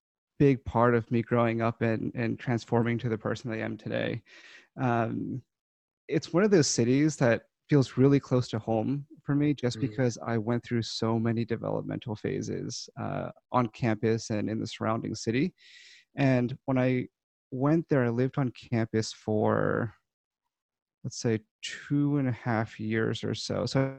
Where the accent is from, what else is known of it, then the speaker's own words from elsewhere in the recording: Baltimore County, Maryland, United States; moved away as an adult; also born or lived in St. Louis; I grew up, born and raised in Baltimore County, Maryland. Stayed around that area for most of my life into college when I moved over to St. Louis and went to WashU for 4 years.